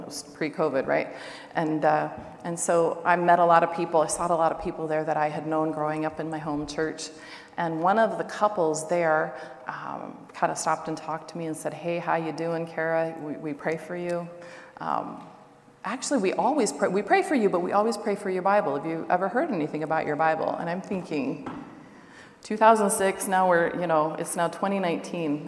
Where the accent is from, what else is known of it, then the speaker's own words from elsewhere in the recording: Seattle, Washington, United States; moved away as an adult; also born or lived in Siberia; now in Russia; I'm actually originally from Seattle. My family's about an hour north of Seattle and about an hour south of the Canadian border